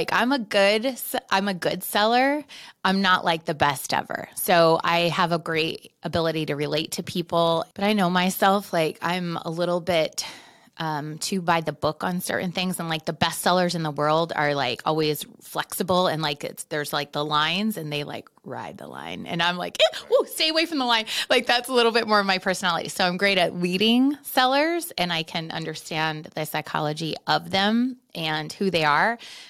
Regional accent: Arizona, United States; also born or lived in Philadelphia; Been here since like junior high. So I feel like native.

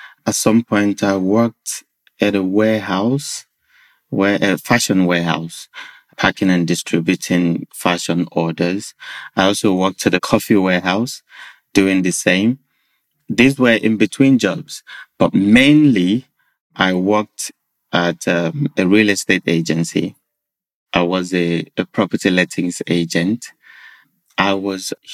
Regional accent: Nigeria; moved away as an adult; I grew up in Nigeria with what I would describe as a fair upbringing

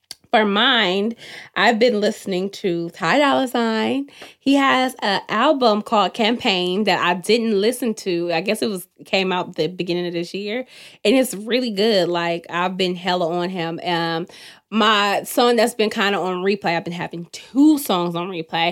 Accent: Oakland, California, United States; I'm from Oakland, from the West Coast.

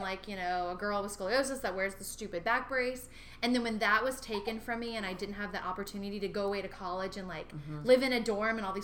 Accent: Sierra Vista, Arizona, United States; moved away; also born or lived in Fort Hood, Texas; my hometown of Sierra Vista

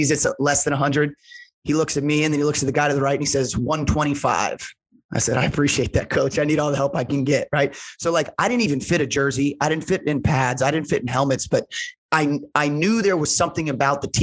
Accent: Indianapolis, Indiana, United States; I grew up in Indianapolis to an incredible family.

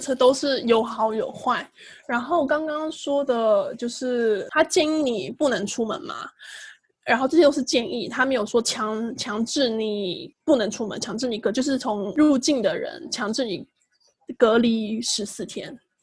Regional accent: Taiwan; also born or lived in Singapore; now in Tokyo, Japan; 我是台湾人，所以不需要马来西亚的签证

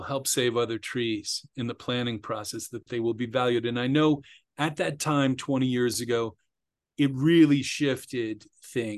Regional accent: Bethesda, Maryland, United States; I grew up just outside Washington, D.C. in Bethesda, Maryland

